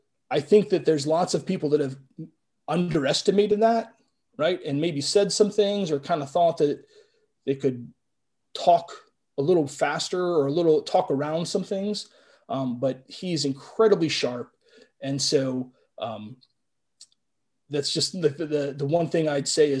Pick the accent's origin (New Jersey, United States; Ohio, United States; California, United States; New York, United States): Ohio, United States; Cleveland; I'm from Cleveland